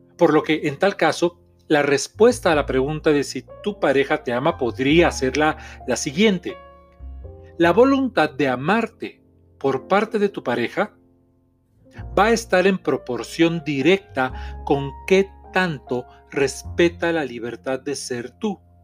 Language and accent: Spanish; Mexico; soy terapeuta mexicano